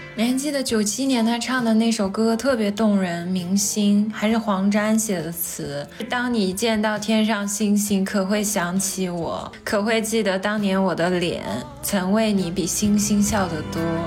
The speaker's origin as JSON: {"language": "Chinese", "town": "Changsha", "region": "Hunan", "country": "China", "tie": "born or raised there", "said": "我是长沙人嘛，嗯。我们那儿有一个地方电视台叫做《潇湘电影》，经常放老港片"}